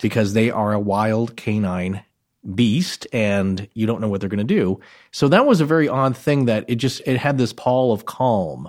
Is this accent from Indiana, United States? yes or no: no; Idaho Panhandle, United States; Idaho, Idaho Panhandle region